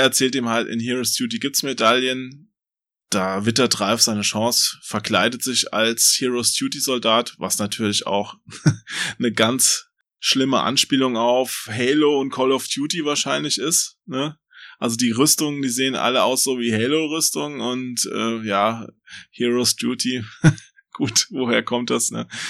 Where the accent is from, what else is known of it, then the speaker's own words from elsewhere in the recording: Limburg an der Lahn, Hesse, Germany; bei uns in Limburg